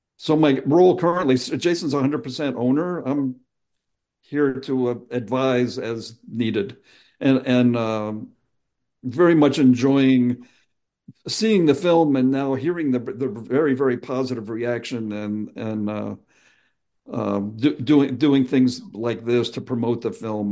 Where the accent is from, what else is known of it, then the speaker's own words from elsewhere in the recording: Pennsauken, New Jersey, United States; I grew up in Pennsauken, New Jersey